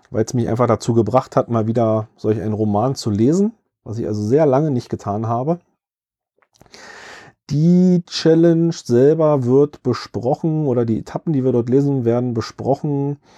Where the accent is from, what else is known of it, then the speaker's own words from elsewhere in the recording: Berlin, Germany; Ich selbst kann als Berliner mich da so ein bisschen noch mit in das Buch reinversetzen, weil das Buch größtenteils in Berlin spielt.